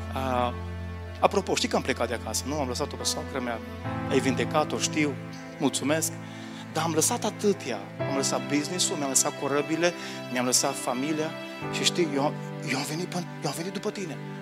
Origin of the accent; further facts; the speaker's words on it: Romania; Noi români